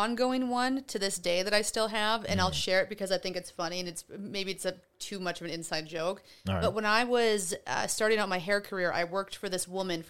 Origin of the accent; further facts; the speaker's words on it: Wisconsin, United States; oh my God, I'm from Wisconsin. I can't deal with this shit.